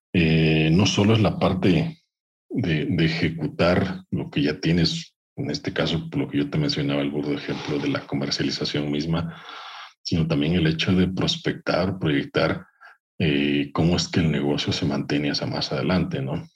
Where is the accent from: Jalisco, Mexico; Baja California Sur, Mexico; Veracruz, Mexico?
Veracruz, Mexico; moved away as an adult; also born or lived in Orizaba / Brazil; Yo soy de Veracruz, nací en Orizaba, y por ahí crecí en un pueblo pequeño